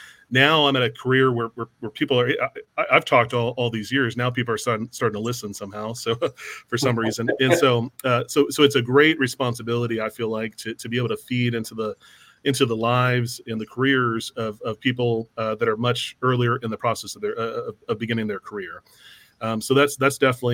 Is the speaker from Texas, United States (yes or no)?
yes; San Antonio, Texas, United States; I grew up in San Antonio